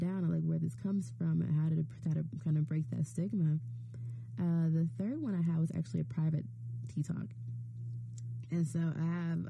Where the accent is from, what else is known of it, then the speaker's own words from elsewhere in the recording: Chicago, Illinois, United States; moved away as an adult; also born or lived in Evanston, Illinois; now in Providence, United States; I grew up in a Chicago public school system. We moved to the suburbs my sophomore year of high school, so I did my last 3 years of high school in Evanston Township, but I grew up, I'm from Chicago